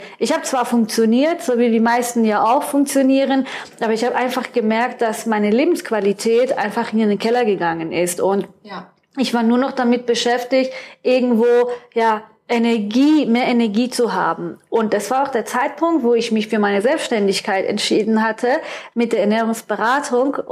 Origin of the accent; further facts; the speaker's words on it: Baden-Württemberg, Germany; also born or lived in Iran; ich bin gebürtige Perserin, ich bin seit fast 30 Jahren hier in Deutschland und ähm, ich bin im Schwarzwald aufgewachsen, habe dann in Gießen studiert und habe dann meinen Mann in Frankfurt kennengelernt